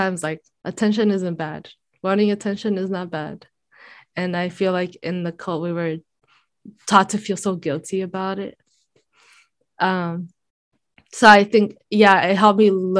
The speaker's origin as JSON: {"language": "English", "country": "Brazil", "tie": "born or raised there", "moved": "yes", "said": "I grew up in Brazil"}